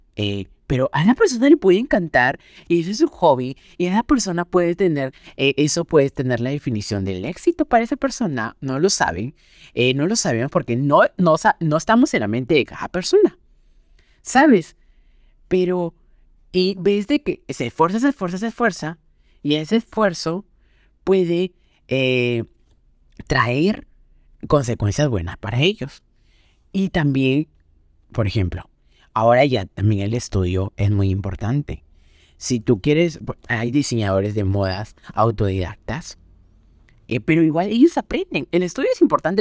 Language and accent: Spanish; Peru; en Perú, en mi país